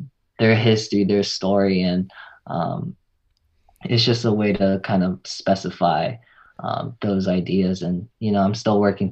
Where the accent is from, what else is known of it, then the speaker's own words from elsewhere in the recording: Bay Area, California, United States; moved away as an adult; now in Los Angeles, United States; I'm originally from the Bay Area. Came down here for USC